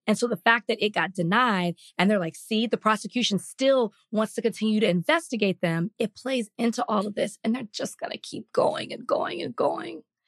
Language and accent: English; Dallas, Texas, United States; the district that I grew up in in Dallas